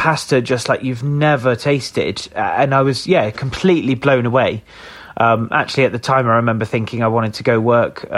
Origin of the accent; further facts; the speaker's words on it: Somerset, South West England, United Kingdom; moved away as an adult; also born or lived in London; I grew up in Somerset, moved away quite quick when I was 18